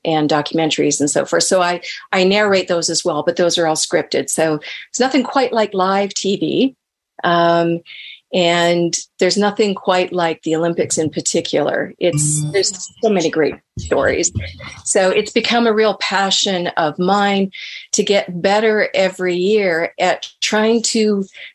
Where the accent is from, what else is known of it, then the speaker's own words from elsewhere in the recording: Canada; I'm Canadian